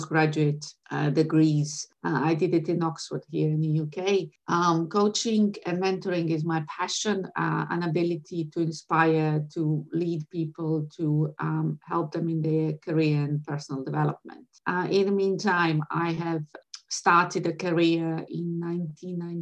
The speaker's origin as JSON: {"language": "English", "town": "Sarajevo", "region": "Federation of Bosnia and Herzegovina", "country": "Bosnia & Herzegovina", "tie": "born or raised there", "moved": "as an adult", "lives_now": "London, United Kingdom", "said": "I was born in Sarajevo. I have been educated for the first half of my life in Sarajevo."}